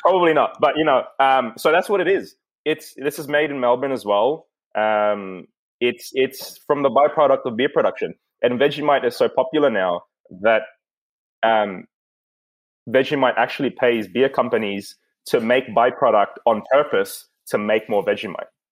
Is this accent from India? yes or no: no; Philippines; moved away; my earliest memories were like me and Mikey coming home from school in the Philippines